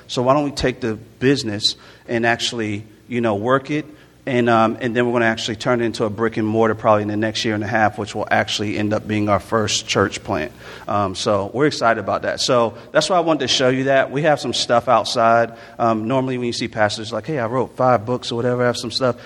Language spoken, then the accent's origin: English; Jacksonville, Florida, United States; also born or lived in Newark, New Jersey / Orlando, Florida; I was born in Newark, New Jersey, raised in um, Jacksonville, Florida, a little bit in Orlando, Florida